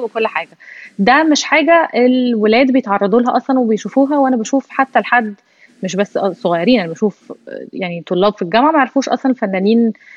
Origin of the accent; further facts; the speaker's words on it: Egypt; احنا كمصريين